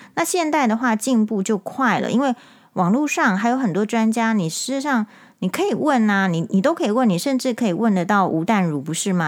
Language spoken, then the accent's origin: Chinese; Taiwan; 我们台湾人